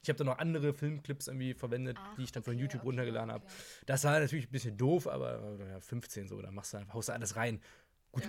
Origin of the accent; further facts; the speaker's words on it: Hamburg, Germany; ich bin 26 Jahre alt, komme aus Hamburg